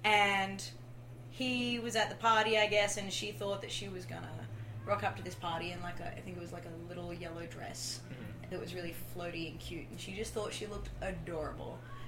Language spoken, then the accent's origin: English; Australia; moved away; It is true I'm Australian. I'm so very Australian.